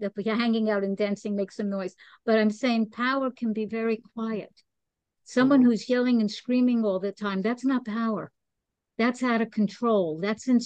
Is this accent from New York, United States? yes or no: yes; New York City, New York, United States; moved away as an adult; now in Costa Rica; I am from New York. Okay. I'm born in Brooklyn. Okay. And then I lived in the city for years and then left. And now I'm here in Costa Rica